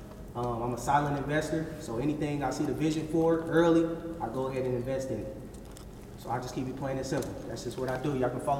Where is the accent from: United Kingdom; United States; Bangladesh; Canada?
United States; Anderson, Indiana; I'm from Anderson, Indiana.